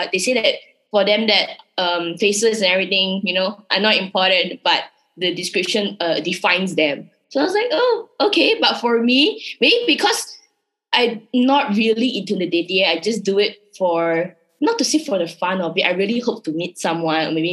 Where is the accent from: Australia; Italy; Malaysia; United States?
Malaysia; accent: Malaysian; English is a second language; my Malaysian accent